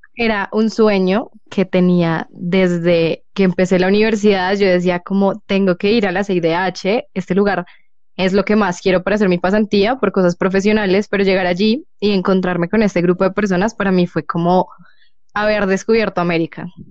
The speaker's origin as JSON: {"language": "Spanish", "country": "Colombia", "said": "soy colombiana"}